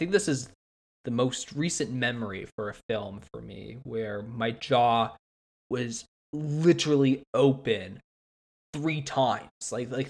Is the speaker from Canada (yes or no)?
yes; Canada; I'm Canadian